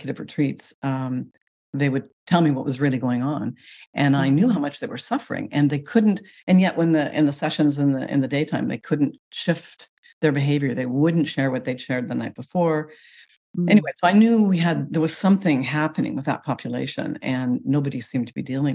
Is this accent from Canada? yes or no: yes; Canada; moved away as an adult; also born or lived in Paris, France; now in Seattle, United States; I'm Canadian. Mm. I still identify actually as a Canadian, but I now live in the United States.